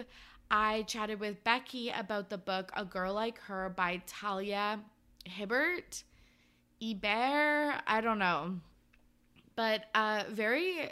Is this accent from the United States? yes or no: no; Canada; I'm Canadian